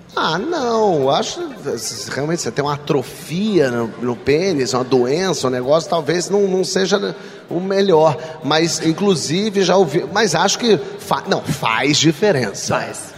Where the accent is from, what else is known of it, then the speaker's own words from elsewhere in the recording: Rio de Janeiro, Brazil; eu sou do Rio, do meio artístico